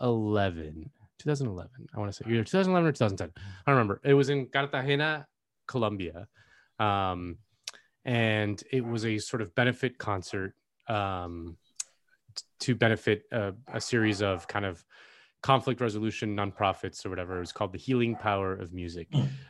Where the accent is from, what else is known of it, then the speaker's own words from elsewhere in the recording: Miami, Florida, United States; now in Los Angeles, United States; I come from Miami, which has an incredible nightlife